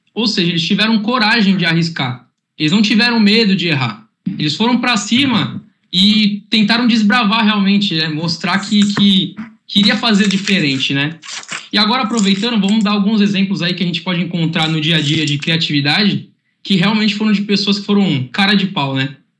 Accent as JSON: {"language": "Portuguese", "town": "Santos", "region": "São Paulo", "country": "Brazil", "said": "sou de Santos, tenho um clima aqui mais tranquilo"}